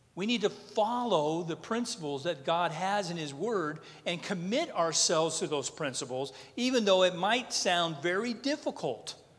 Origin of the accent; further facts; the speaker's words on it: North Dakota, United States; I'm from North Dakota.